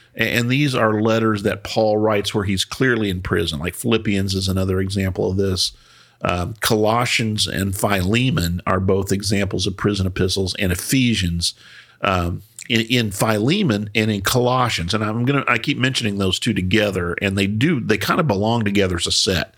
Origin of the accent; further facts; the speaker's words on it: United States; we're American